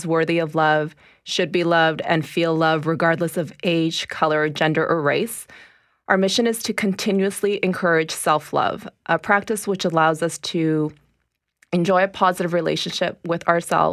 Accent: Winnipeg, Manitoba, Canada; also born or lived in Toronto; I was born in Toronto, raised in Winnipeg.

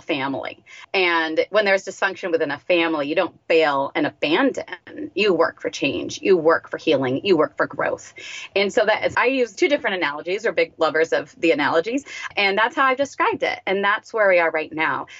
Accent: United States; I'm an American.

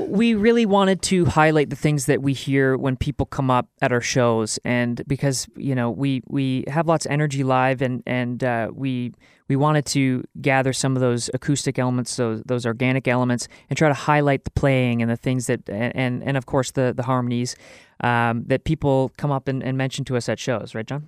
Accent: Canada; as a, as a Canadian

